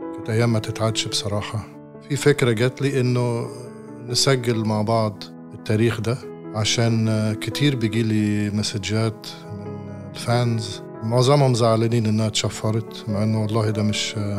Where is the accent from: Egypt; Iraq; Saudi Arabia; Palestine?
Egypt; Alexandria, Alexandria Governorate; من مدينتي من اسكندرية